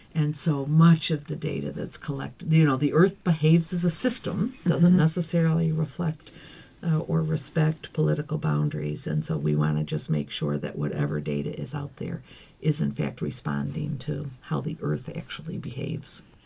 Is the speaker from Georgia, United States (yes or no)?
no; Dalton, New York, United States; now in Geneva, Switzerland; I'm from Dalton, New York